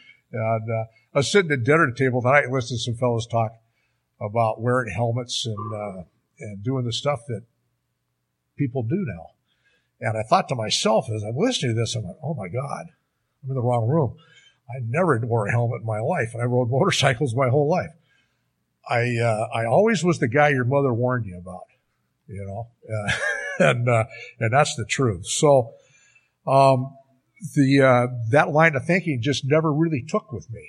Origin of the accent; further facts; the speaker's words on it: Seattle, Washington, United States; moved away as an adult; also born or lived in Alaska / Bandon, Oregon; now in Bend, United States; I come from the Seattle area